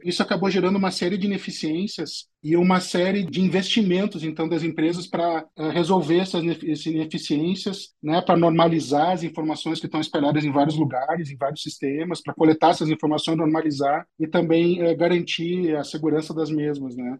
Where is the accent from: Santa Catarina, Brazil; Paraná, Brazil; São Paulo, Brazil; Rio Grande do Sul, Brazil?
Rio Grande do Sul, Brazil; Porto Alegre; eu sou natural de Porto Alegre, no Rio Grande do Sul né, lá que eu nasci em 73